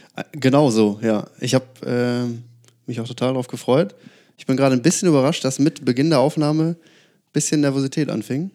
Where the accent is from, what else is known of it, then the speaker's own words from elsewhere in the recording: Lauenburg, Schleswig-Holstein, Germany; moved away as an adult; ich komme ursprünglich aus Lauenburg, das ist äh, so eine, ich glaube, 12.000 Seelenstadt